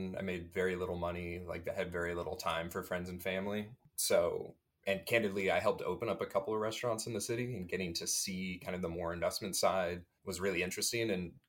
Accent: Indiana, United States; moved away as an adult; now in New York City, United States; I'm from Indiana. I'm 30 and I live in Harlem.

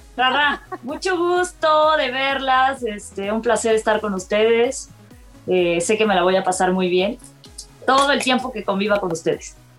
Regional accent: Córdoba, Veracruz, Mexico; Eh, nací en Córdoba, Veracruz.

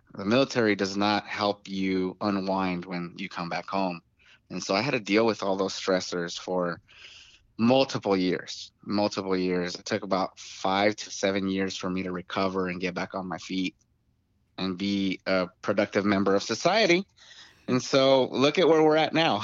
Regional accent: Tucson, Arizona, United States; I was born and raised in Tucson, Arizona

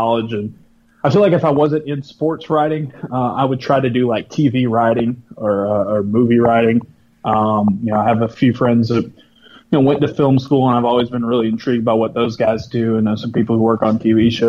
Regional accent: South Alabama, United States; I was growing up in a small town in South Alabama

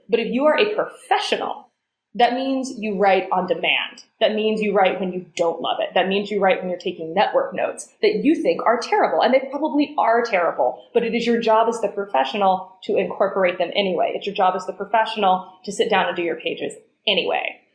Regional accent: Chattanooga, Tennessee, United States; moved away; I grew up in Chattanooga in Tennessee

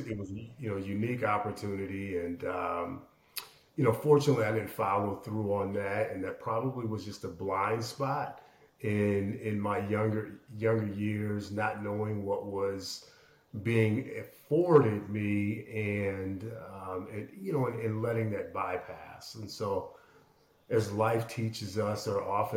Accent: Aurora, Illinois, United States; I grew up in suburban Chicago, second largest city in Illinois, Aurora specifically

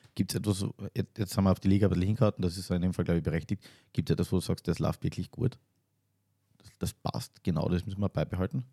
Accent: Carinthia, Austria; als Kärntner

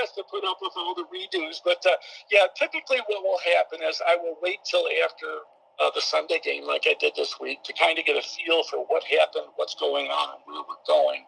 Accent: Friendship, New York, United States; I'm from the Western New York area, from the southern tier, a little town called Friendship, New York.

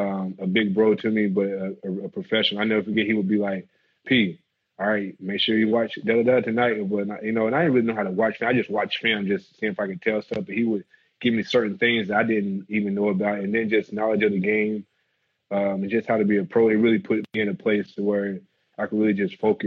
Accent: the South, United States; We laugh so much every day about something, about growing up in the South and dealing with, like, whether it was my daddy.

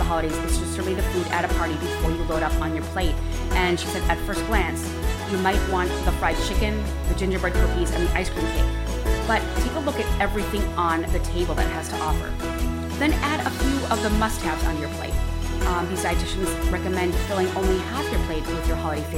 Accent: Midwest, United States; moved away; I am from the Midwest originally.

